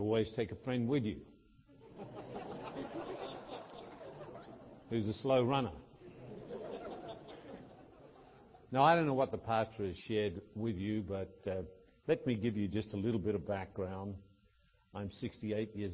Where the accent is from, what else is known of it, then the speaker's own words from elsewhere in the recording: Australia; in Australia we have a farm called Victoria Downs